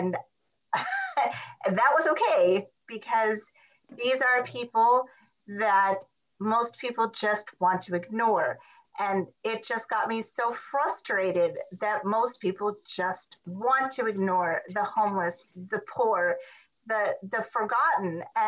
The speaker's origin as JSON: {"language": "English", "region": "Montana", "country": "United States", "said": "I'm originally from Montana, but I've lived all over the country."}